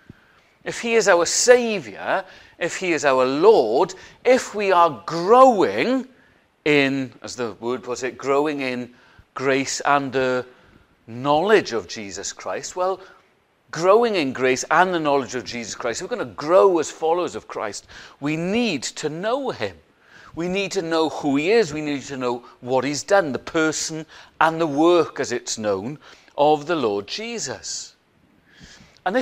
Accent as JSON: {"language": "English", "area": "Welsh", "region": "Wales", "country": "United Kingdom", "said": "we're Welsh"}